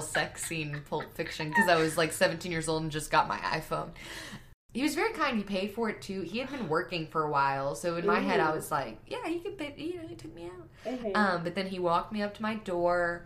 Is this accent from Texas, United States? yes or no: yes; Grapevine, Texas, United States; I'm from Grapevine